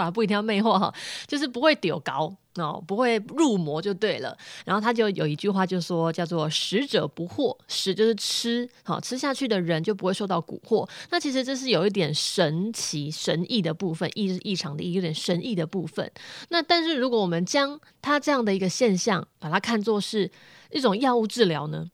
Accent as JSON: {"language": "Chinese", "region": "Chiayi", "country": "Taiwan", "said": "我甲乙人"}